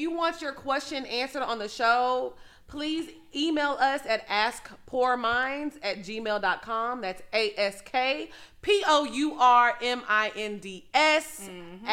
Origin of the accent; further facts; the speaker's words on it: Orange, Texas, United States; I'm from Orange. Shout out to 409 Fruit City